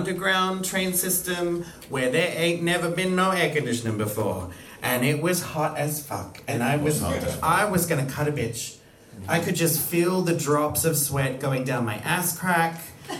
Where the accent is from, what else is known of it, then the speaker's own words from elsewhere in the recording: Australia; moved away as an adult; now in Iceland; I was born in Australia. I lived in Australia my entire life until I left and moved to Europe.